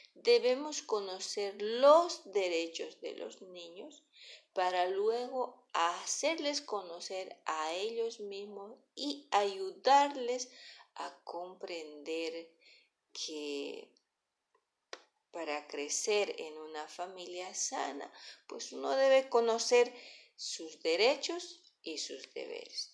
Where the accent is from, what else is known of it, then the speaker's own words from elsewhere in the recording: Bolivia; nosotros como ciudadanos bolivianos